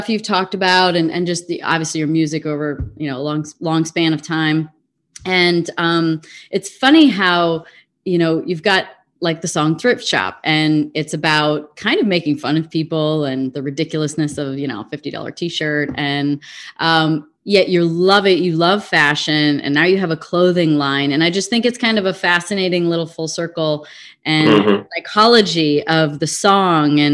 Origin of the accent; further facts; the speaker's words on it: Chicago, Illinois, United States; we're both from Chicago.